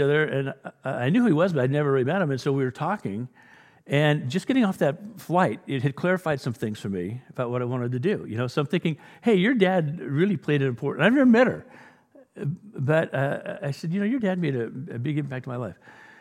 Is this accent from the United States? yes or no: no; England, United Kingdom; I'm an Englishman.